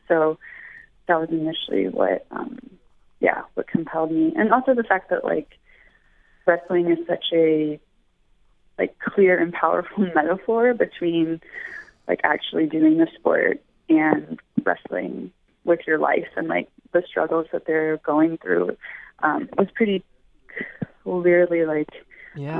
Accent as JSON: {"language": "English", "town": "Memphis", "region": "Tennessee", "country": "United States", "said": "I'm actually from Memphis, Tennessee"}